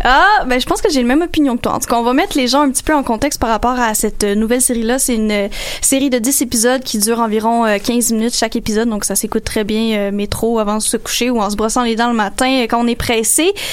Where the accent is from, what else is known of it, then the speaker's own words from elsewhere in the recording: Sainte-Julie, Quebec, Canada; chez nous à Sainte-Julie dans mon bungalow